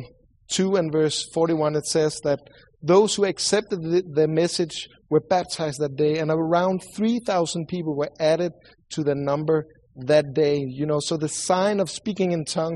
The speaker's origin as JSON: {"language": "English", "country": "Sweden", "accent": "Swedish", "second_language": "English", "said": "sorry for my accent. I know I sound like the Swedish cook from the Muppet Show"}